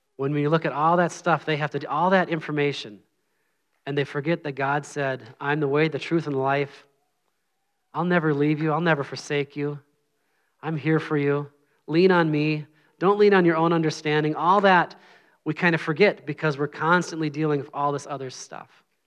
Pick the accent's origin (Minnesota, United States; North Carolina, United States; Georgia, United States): Minnesota, United States; moved away; I'm from Minnesota.